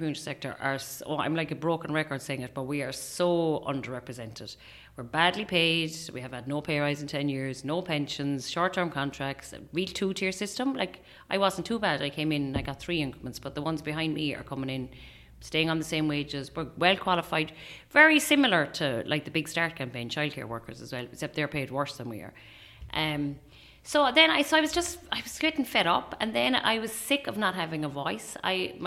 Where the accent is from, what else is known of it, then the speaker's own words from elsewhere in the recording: Bandon, County Cork, Ireland; moved away as an adult; also born or lived in Bundoran / Ballyshannon; now in Northwest, Ireland; I'm from Cork, like you said. I'm from Bandon, Castleac, actually. It's 3 miles outside Bandon